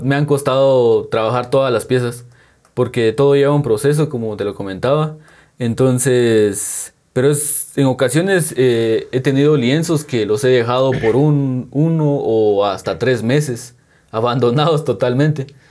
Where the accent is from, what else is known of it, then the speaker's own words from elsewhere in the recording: San Juan Comalapa, Chimaltenango, Guatemala; soy de San Juan como y Maltenango.